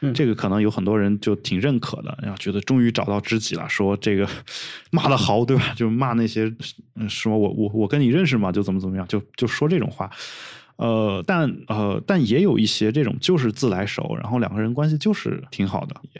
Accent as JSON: {"language": "Chinese", "region": "Northwest China", "country": "China", "said": "而且再加上我西北人，你知道，就一般就是这种所谓真性情是吧？"}